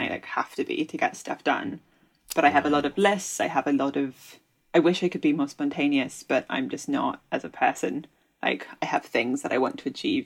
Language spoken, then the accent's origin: English; Kent, South East England, United Kingdom; also born or lived in London; born in London, but I grew up in Kent